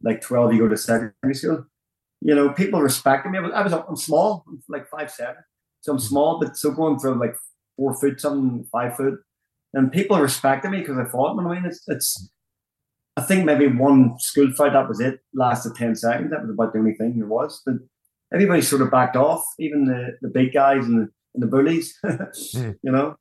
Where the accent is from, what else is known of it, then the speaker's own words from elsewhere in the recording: Belfast, Northern Ireland, United Kingdom; moved away as an adult; now in Las Vegas, United States; I was born in the Shankhill Road area